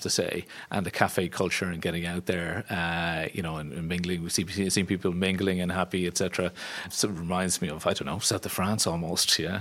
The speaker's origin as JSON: {"language": "English", "area": "County Wicklow", "region": "Leinster", "country": "Ireland", "tie": "born or raised there", "moved": "as an adult", "lives_now": "Sweden", "said": "I grew up in County Wicklow, what's known as the Garden of Ireland"}